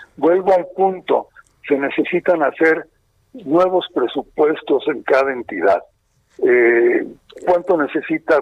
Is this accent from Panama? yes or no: no; Baja California, Mexico; yo soy de Baja California